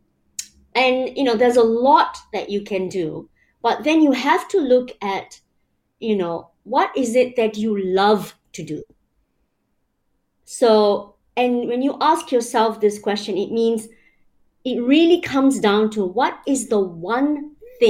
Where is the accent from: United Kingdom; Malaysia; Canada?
Malaysia; moved away; I grew up in Malaysia, you know, I've lived around the world